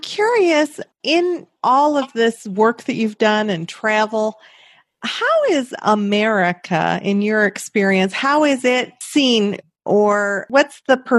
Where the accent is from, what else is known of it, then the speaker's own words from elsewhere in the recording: United States; as an American.